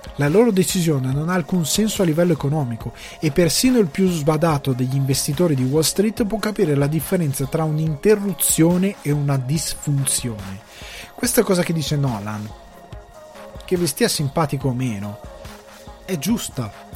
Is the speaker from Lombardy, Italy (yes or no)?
yes; a small village in the Crema area, Lombardy, Italy; now in Ireland; io sia cresciuto in un paesino piccolo, io sono un campagnolo, il mio paese aveva una cosa che tanti altri paeselli della provincia cremasca non avevano